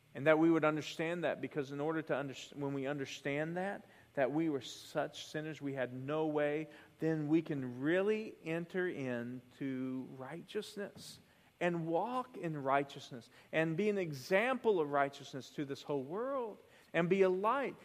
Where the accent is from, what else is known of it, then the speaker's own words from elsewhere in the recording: the South, United States; I grew up in the South.